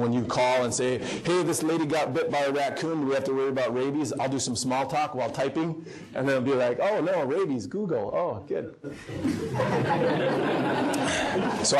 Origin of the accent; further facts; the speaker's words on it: Wishek, North Dakota, United States; moved away; My hometown, I like to use it, Wishick, North Dakota. My dad's the family doctor there and has been for 30-plus years or so